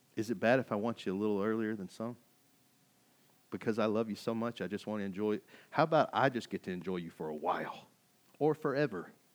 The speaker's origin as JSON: {"language": "English", "town": "Kaufman", "region": "Texas", "country": "United States", "tie": "born or raised there", "moved": "as an adult", "said": "I came from Kauffman, Texas, in Podunville, U S A. I graduated with seventy-five people"}